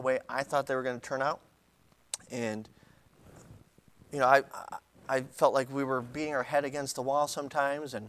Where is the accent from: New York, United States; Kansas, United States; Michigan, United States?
New York, United States; I'm from New York.